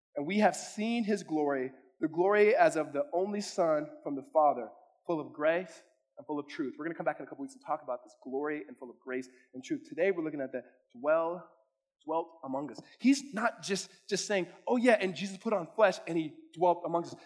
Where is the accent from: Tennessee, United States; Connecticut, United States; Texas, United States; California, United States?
California, United States; now in Arizona, United States; I'm from California